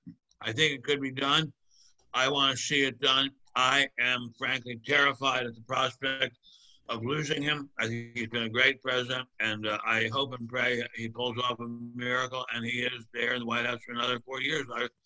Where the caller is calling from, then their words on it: Rancho Mirage, California, United States; I'm reaching you from Rancho Mirage, California, a wonderful place.